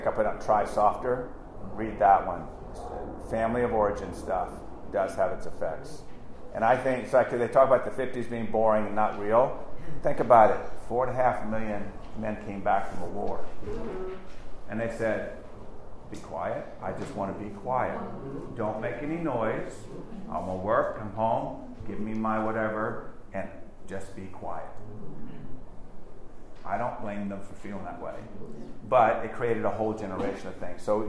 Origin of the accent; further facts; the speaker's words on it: Virginia, United States; we came from Virginia